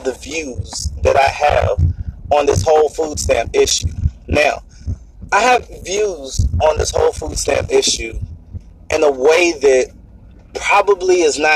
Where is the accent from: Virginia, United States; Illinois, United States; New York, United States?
Virginia, United States; Norfolk; I'm from Norfolk, Virginia, and I grew up in a place called Young's Park